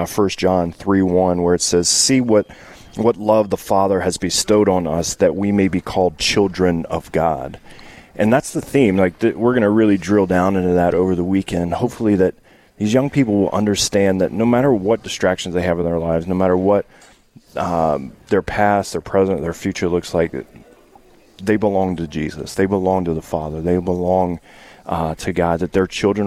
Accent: Louisiana, United States; I'm from Louisiana

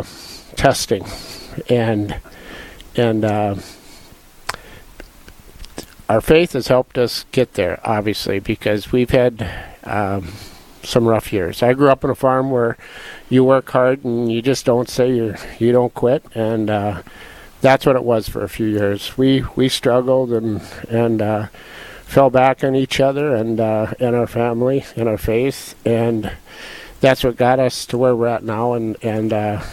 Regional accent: Eastern North Dakota, United States; also born or lived in Twin Cities, Minnesota; now in Dickinson, United States; I grew up in Eastern North Dakota

